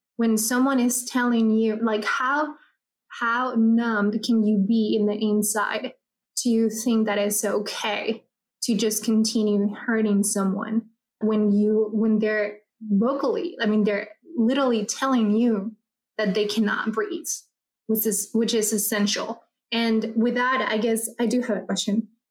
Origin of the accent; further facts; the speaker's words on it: Ciudad Juárez, Chihuahua, Mexico; I come from from Juarez, Chihuahua